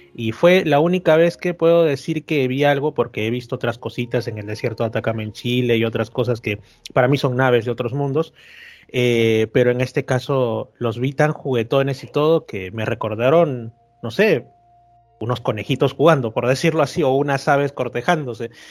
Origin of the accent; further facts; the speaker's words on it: Lima, Peru; yo soy de Lima, yo como digo, yo he vivido toda mi vida en Lima